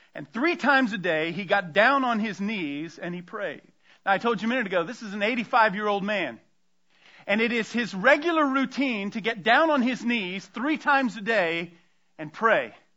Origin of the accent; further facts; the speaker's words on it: Tampa, Florida, United States; I grew up outside of Tampa, Florida